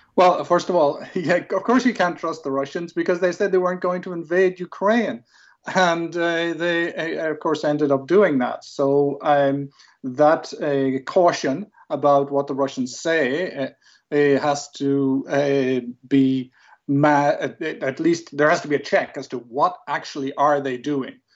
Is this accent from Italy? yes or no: no; Ireland; I'm Irish. I'm speaking English.